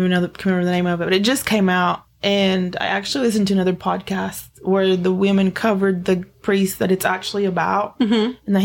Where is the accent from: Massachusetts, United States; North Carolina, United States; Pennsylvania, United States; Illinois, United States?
North Carolina, United States; Cherokee; growing up in Cherokee